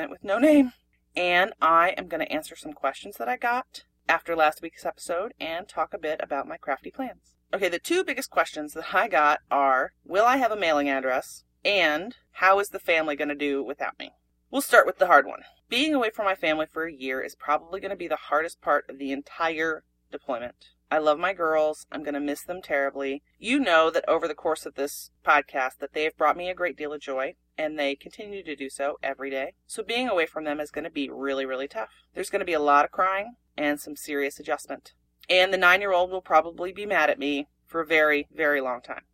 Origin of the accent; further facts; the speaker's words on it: Pennsylvania, United States; moved away; we're from Pennsylvania